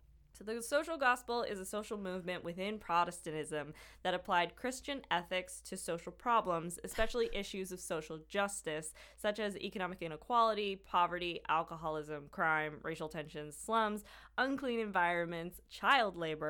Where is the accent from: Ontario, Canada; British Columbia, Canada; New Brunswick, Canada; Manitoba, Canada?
Manitoba, Canada; Winnipeg; born there; I was born in Grace Hospital.